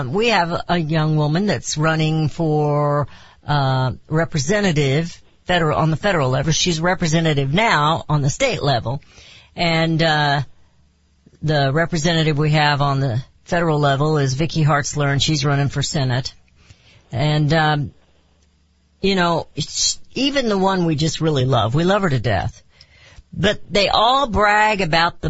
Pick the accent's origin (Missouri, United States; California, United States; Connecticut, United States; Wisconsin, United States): Missouri, United States; I'm a hick from Missouri